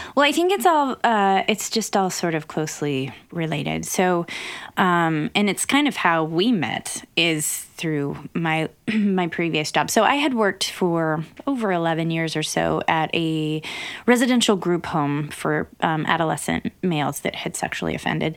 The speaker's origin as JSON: {"language": "English", "region": "Wyoming", "country": "United States", "tie": "born or raised there"}